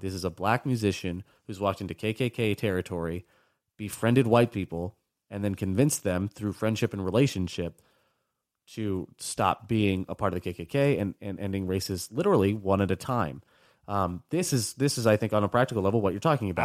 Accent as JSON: {"language": "English", "country": "United States", "tie": "born or raised there", "said": "I was born in the States, never been over there, never spoken Spanish, but, like, my family is Cuban."}